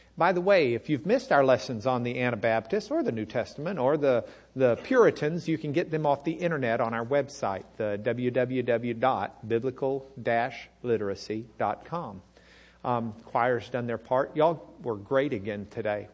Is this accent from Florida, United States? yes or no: no; Lubbock, Texas, United States; growing up in Lubbock